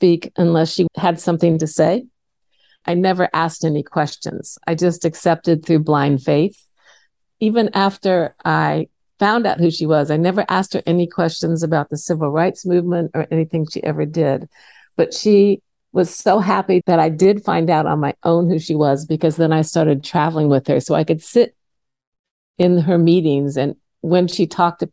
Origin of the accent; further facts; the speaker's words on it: Indiana, United States; I grew up in Indiana, right in the center of the state